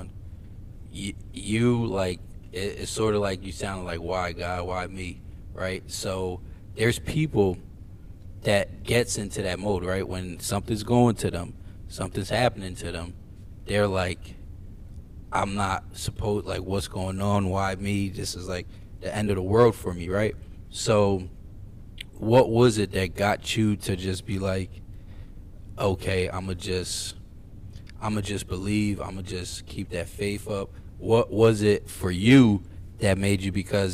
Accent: Philadelphia, Pennsylvania, United States; I'm from Philly.

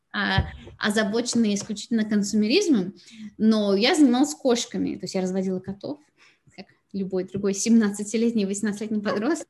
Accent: Moscow, Russia; moved away as an adult; now in Carlsbad, United States; я родилась и выросла в Москве

